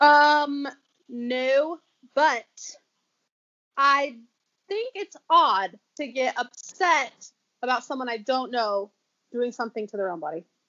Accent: South Carolina, United States; accent: drawl; also born or lived in Idaho; now in Utah, United States; I was born in South Carolina.

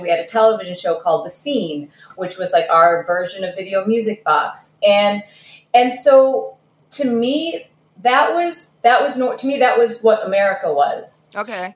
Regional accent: Detroit, Michigan, United States; English is a second language; also born or lived in Kazakhstan; my family immigrated here from Kazakhstan, like I jokingly said in the beginning. Um, and we landed right in Detroit. Detroit of the 1980s. Um, I didn't speak English

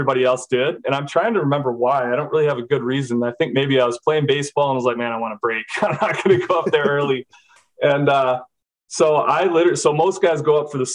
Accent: Minnesota, United States; moved away as an adult; I'm from Minnesota. I play quarterback

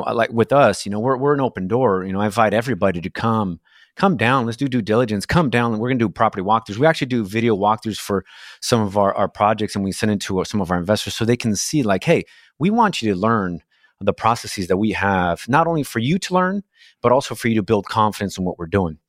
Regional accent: Brazil; English is a second language; moved away as an adult; now in United States; I was born in Brazil, and I immigrated to the States as a, as a young man, and I didn't speak the language

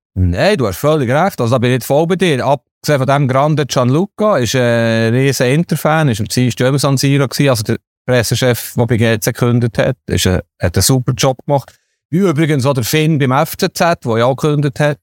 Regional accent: Switzerland; wir Schweizer Journalisten

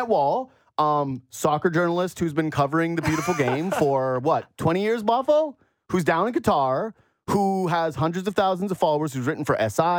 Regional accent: Canada; as a Canadian

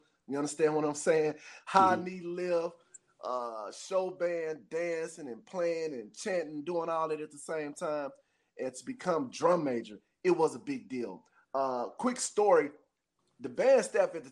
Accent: Jackson, Mississippi, United States; being a native of Jackson, Mississippi, it was a big deal for me to become JSU drum major

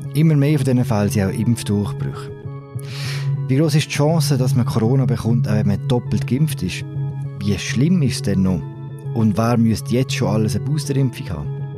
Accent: Switzerland; bei uns in der Schweiz

